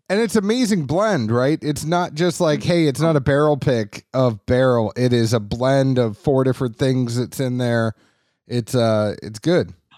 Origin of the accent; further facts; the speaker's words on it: Boston, Massachusetts, United States; I grew up in Boston